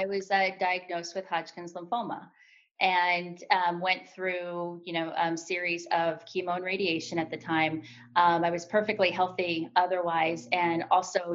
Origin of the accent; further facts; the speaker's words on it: Kansas City, Kansas, United States; moved away; also born or lived in Hoboken; I'm from Kansas City, on the Kansas side, Wyandotte County to be exact